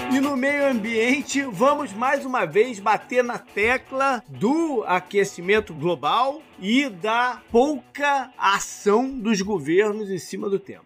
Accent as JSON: {"language": "Portuguese", "town": "Teresópolis", "region": "Rio de Janeiro", "country": "Brazil", "tie": "born or raised there", "moved": "yes", "lives_now": "United States", "said": "quando eu era adolescente em Teresópolis"}